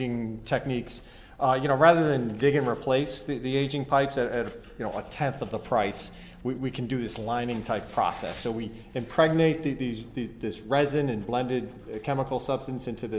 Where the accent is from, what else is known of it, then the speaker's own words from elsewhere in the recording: Boston, Massachusetts, United States; also born or lived in Worcester; I'm a local guy, born and raised in West Roxbury